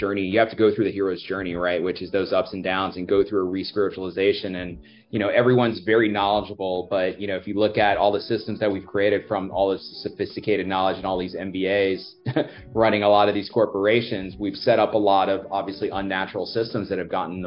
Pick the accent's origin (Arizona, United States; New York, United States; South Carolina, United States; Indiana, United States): New York, United States; New York City; I was born in Brooklyn.